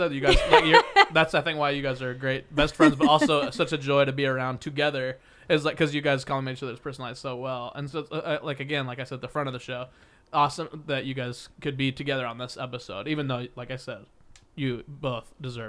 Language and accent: English; Midwest, United States; because I'm from the Midwest too.